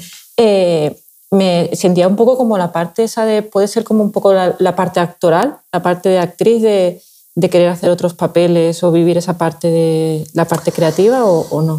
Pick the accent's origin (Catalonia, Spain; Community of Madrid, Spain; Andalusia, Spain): Andalusia, Spain; Seville; now in Valencia, Spain; soy de Sevilla y es verdad que mi padre de pequeña me llevaba al, equipo que había allí